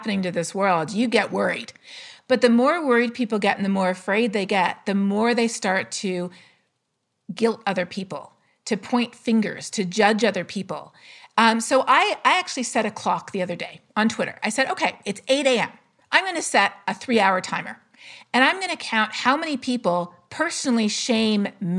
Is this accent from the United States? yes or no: no; Canada; I'm Canadian